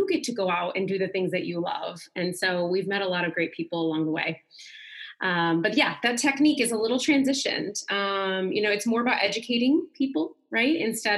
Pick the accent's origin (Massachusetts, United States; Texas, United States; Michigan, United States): Michigan, United States; now in Atlanta, United States; I'm originally from Michigan, but I'm here now near Atlanta, Georgia. Been here for quite some time, 10 plus years